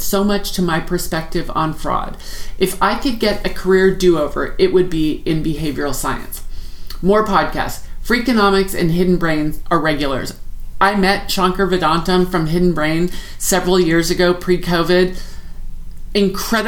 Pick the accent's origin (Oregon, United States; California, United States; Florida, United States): Oregon, United States; Portland; Portland, Oregon, my hometown